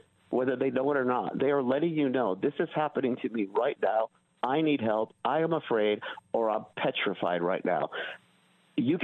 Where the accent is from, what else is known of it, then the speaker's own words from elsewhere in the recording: California, United States; growing up in California, if you ran away back in the 70s, you went to juvenile hall.